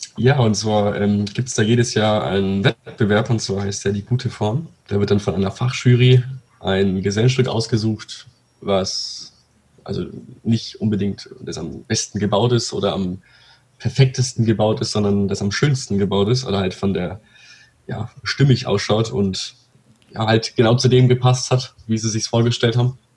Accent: Pegnitz, Bavaria, Germany; bei uns in Pegnitz

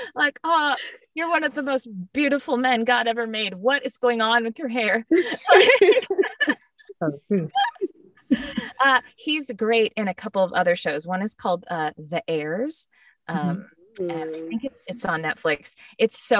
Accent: San Diego, California, United States; moved away as an adult; also born or lived in Arlington, Texas / Mansfield, Texas / Irving, Texas; now in Dallas, United States; I live in Dallas. I grew up in San Diego, but I moved to Dallas for college

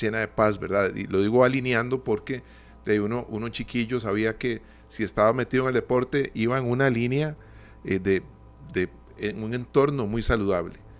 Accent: Costa Rica; nosotros como costarricenses

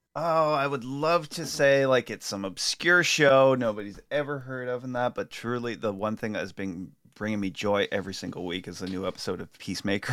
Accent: Ireland; an Irish person in that with a, with an ailing mother right now

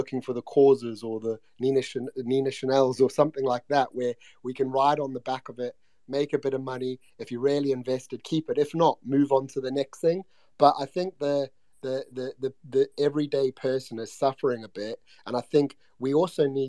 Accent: United Kingdom; I was being British

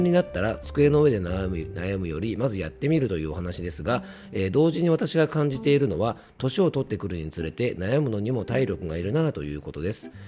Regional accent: Yamanashi, Japan; accent: Koshu dialect; 山梨県民なので、まあ、テヤンデイ江戸っ子デイではなくてですね、えーっと、まあ、山梨県の方言のね、公衆弁

